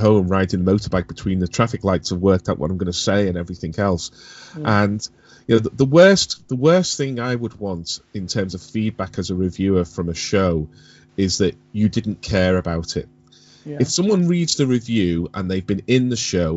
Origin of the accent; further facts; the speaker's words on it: Liverpool, North West England, United Kingdom; When I was growing up in the 70s and into the early 80s, growing up in Liverpool